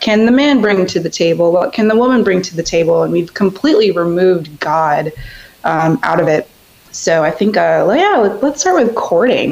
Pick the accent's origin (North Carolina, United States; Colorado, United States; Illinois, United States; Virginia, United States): Virginia, United States; Reston; I'm from Northern Virginia, specifically in Reston